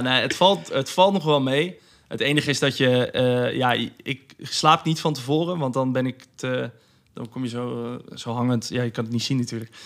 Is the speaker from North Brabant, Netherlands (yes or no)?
no; Rotterdam, South Holland, Netherlands; ik kom uit Rotterdam